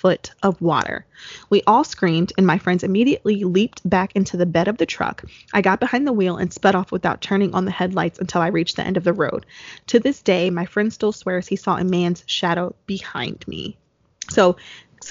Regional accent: New Jersey, United States; because we're both from New Jersey

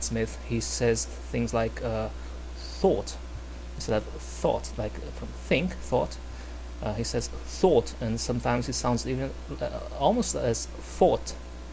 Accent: Brazil; English is a second language; I'm from Brazil

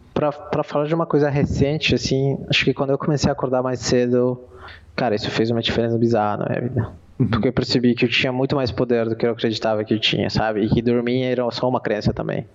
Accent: Peru; eu sou peruano

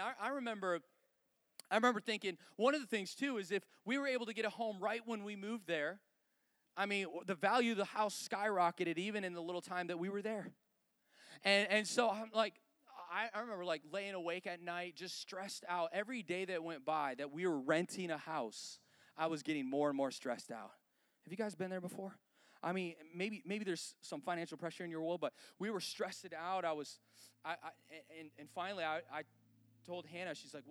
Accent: about an hour from Detroit, Michigan, United States; moved away as an adult; now in Colorado, United States; we grew up in like an hour from Detroit, which has really been in decline since the 60s, okay? So that's where we grew up.

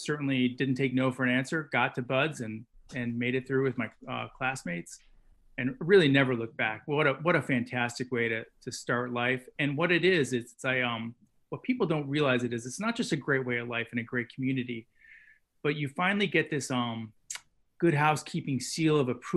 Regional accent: New England, United States; I grew up in New England

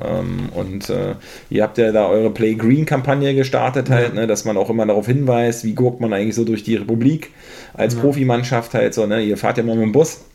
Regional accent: Mecklenburg-Vorpommern, Germany; now in Berlin, Germany; Ich selber bin ja aus MacPom.

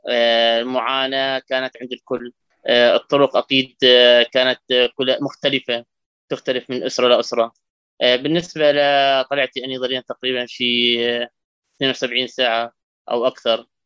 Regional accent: Syria; moved away as an adult; now in Jordan; آه أنا إجا معي من سوريا آه كان معي خمس أطفال

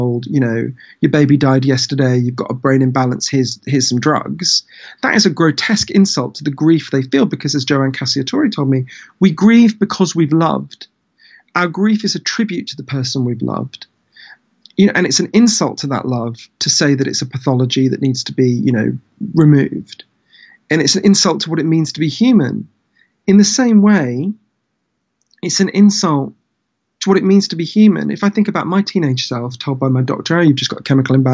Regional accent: United Kingdom; I'm British, although I spend a lot of my time in the US

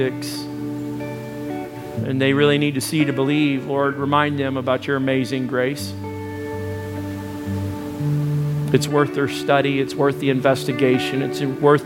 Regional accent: United States; moved away; I come from Arkansas, Texas area

